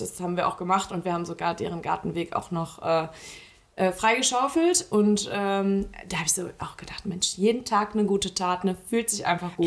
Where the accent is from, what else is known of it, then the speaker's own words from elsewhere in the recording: Eschweiler, North Rhine-Westphalia, Germany; Eschweiler, hm. äh, meiner Heimatstadt